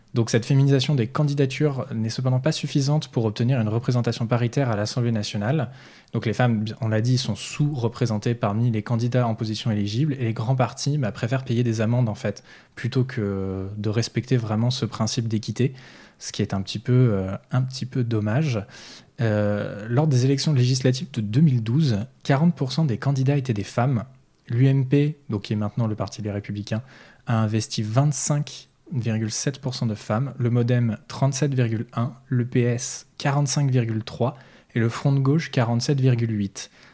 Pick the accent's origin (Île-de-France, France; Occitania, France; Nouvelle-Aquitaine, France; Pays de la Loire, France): Pays de la Loire, France; Nantes; chez nous à Nantes